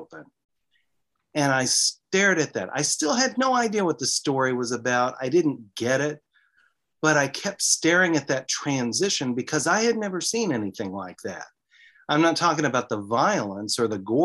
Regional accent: the South, United States; I'm from the South. And so I'm in these rural areas

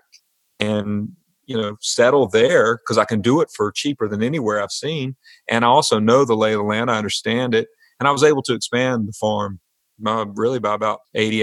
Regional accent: the Piedmont, North Carolina, United States; growing up in the Piedmont.

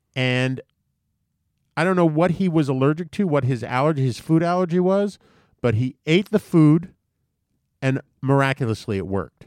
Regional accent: U.S. Virgin Islands; when I grew up in Saint Thomas

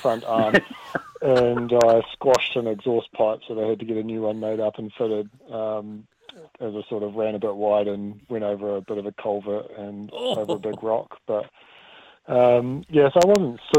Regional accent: Dunedin, Otago, New Zealand; moved away; I'm from Dunedin originally.

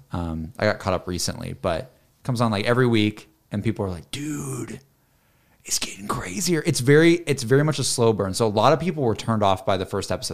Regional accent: the South, United States; I'm from the South

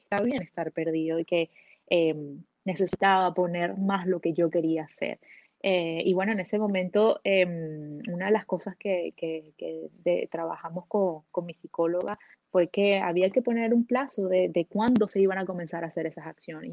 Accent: Venezuela; moved away as an adult; now in Canada; yo soy venezolana de origen, pero llevo 10 años viviendo en Canadá.

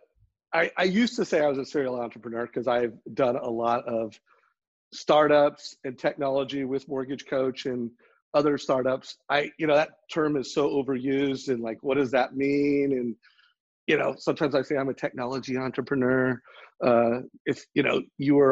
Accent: Huntington Beach, California, United States; I grew up in Huntington Beach

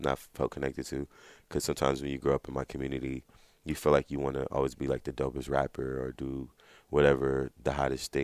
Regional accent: Los Angeles, California, United States; I'm from Watts, you know, from all those areas, Compton, Watts, Long Beach, and all those

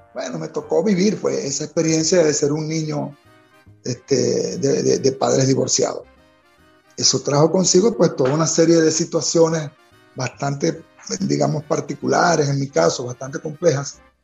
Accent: Venezuela; me siento como un gran venezolano

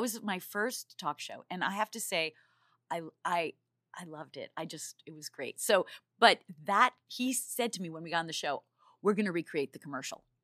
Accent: New York, United States; now in Los Angeles, United States; I'm from New York

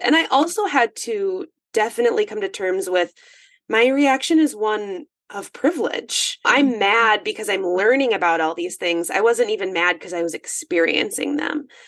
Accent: northern Minnesota, United States; I'm in northern Minnesota, 45 minutes from Canada. I am in the woods.

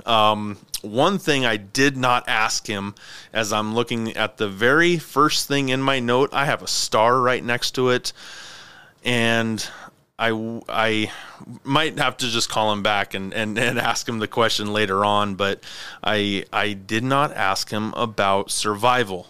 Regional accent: Clarkston, Washington, United States; moved away as an adult; also born or lived in California; Aaron and I grew up together in Clarkston, Washington

